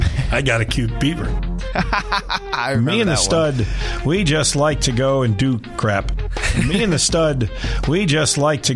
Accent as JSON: {"language": "English", "region": "New York", "country": "United States", "tie": "born or raised there", "moved": "yes", "said": "when I grew up in New York"}